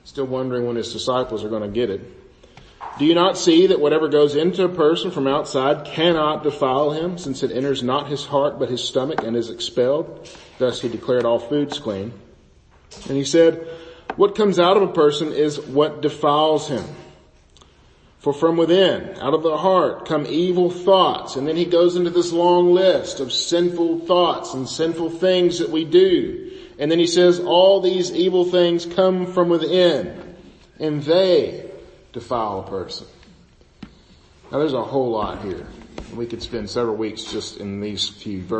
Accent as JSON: {"language": "English", "country": "United States", "said": "our traditions as American Christians"}